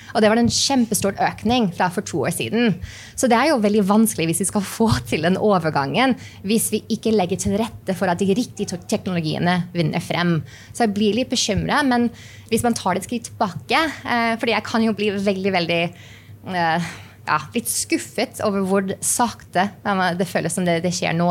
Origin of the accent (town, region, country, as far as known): New Mexico, United States; born or raised there; Norwegian is a second language; moved away as an adult; also born or lived in New York; now in Norway